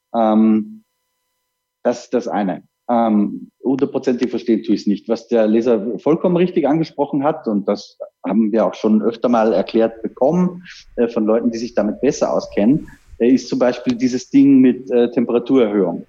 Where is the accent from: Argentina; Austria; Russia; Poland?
Austria; für mich als Österreicher